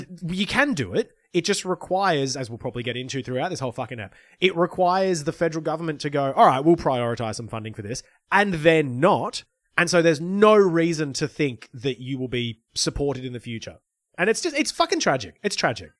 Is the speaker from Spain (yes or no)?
no; Lismore, New South Wales, Australia; my hometown might not be rebuilt because of flooding exacerbated by climate change